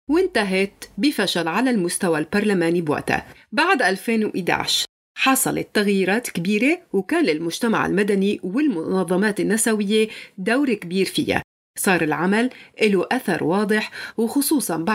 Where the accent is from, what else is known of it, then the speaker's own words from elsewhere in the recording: Syria; accent: Syrian; بس أنا ولدت على أراضيها وما شفت غير سوريا وبحكي لهجة سورية وبعرف عادات سوريا وحافظة كل تفاصيلها